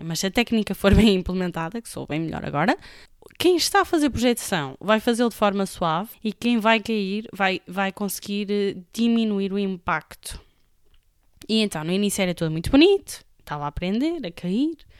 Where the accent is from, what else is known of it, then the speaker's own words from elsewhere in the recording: Amarante, Norte, Portugal; de Amarante, que é a minha terra natal